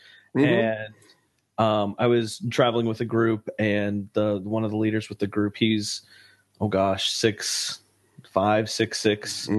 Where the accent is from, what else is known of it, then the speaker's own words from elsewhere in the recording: Lima, Ohio, United States; born there; Yeah, Ohio. Yeah, I was born in a small town of Lima, Ohio.